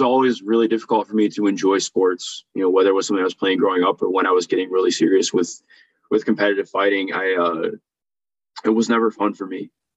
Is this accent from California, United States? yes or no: no; Cleveland, Ohio, United States; I grew up in Cleveland